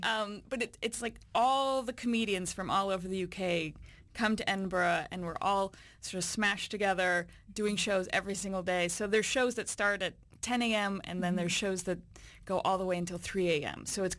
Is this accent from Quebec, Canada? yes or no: no; Alberta, Canada; moved away; also born or lived in Toronto, Ontario; I was born in Toronto, but I grew up in Alberta in a very small town.